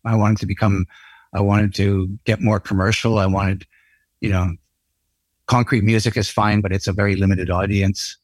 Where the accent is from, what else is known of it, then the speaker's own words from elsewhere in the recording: Canada; being Canucks, you know, being Canadian